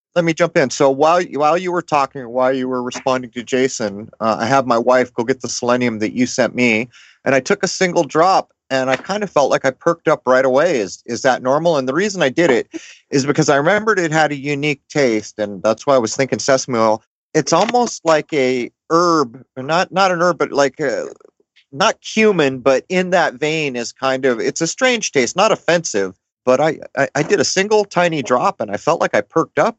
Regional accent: Southern California, United States; I grew up in Southern California from the 70s and the 80s

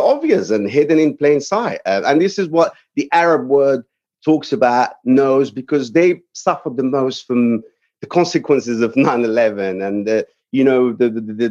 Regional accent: Morocco; moved away as an adult; also born or lived in England; now in Texas, United States; I'm from Morocco. It's in North Africa, neighboring Spain. So I lived there the majority of my life, between there and England, and ultimately ended up in America

